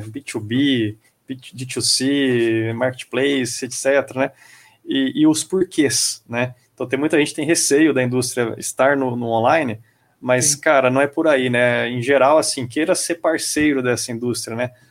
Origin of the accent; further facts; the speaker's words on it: Brazil; A gente é brasileiro